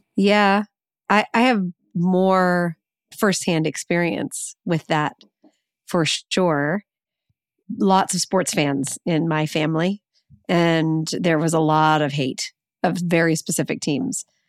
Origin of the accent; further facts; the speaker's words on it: the North, Northern United States, United States; as a Northerner